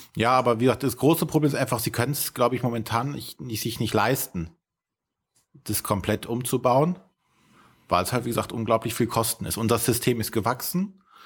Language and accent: German; Germany; wir in Deutschland